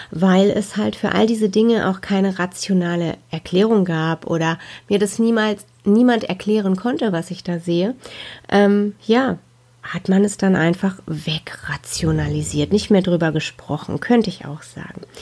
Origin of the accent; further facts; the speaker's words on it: North Rhine-Westphalia, Germany; Ja, ich bin im Ruhrgebiet geboren. Da wohne ich auch heute noch, mitten im schönen Ruhrpott sozusagen.